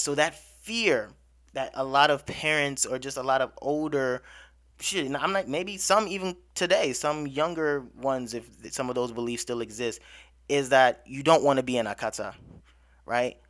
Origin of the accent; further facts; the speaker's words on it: United States; I'm growing up in America